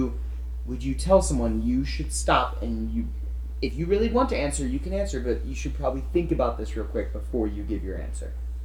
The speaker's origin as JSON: {"language": "English", "region": "the Bible Belt", "country": "United States", "tie": "born or raised there", "said": "I grew up in the Bible Belt. My grandparents were involved in ministry."}